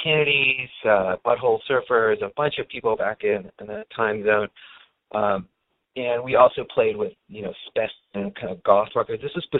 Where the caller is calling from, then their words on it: San Francisco, California, United States; I'm calling from San Francisco.